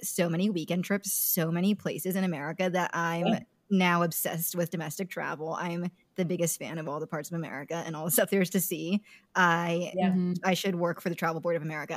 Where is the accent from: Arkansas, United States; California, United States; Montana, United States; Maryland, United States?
California, United States; I grew up in California